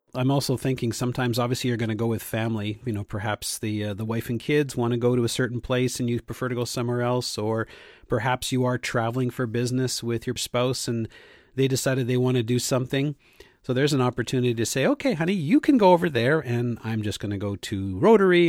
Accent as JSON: {"language": "English", "country": "Canada", "said": "I was from Canada"}